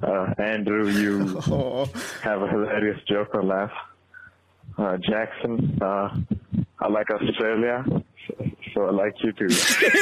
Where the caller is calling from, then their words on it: India; I'm calling from India